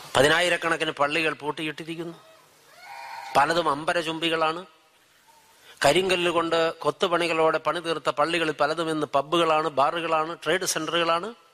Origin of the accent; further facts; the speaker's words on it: Wayanad, Kerala, India; ഞങ്ങൾ ഒരു നാട്ടുകാരാ വയനാട്ടുകാരാ